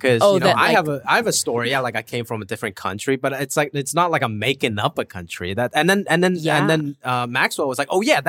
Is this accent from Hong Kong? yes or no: yes; Hong Kong; now in United States; I was an immigrant. You know, I came from Hong Kong and my whole life, it's been trying to be very American, listening to hip hop.